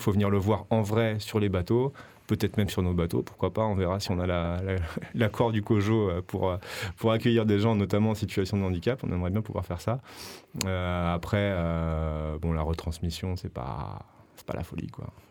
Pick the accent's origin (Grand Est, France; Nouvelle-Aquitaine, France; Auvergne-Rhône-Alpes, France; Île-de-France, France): Île-de-France, France; Paris; now in Marseille, France; je suis parisien d'origine